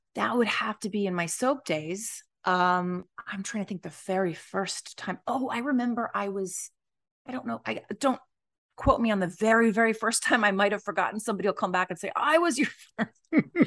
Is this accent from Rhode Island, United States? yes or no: no; Los Angeles, California, United States; I grew up in the Los Angeles area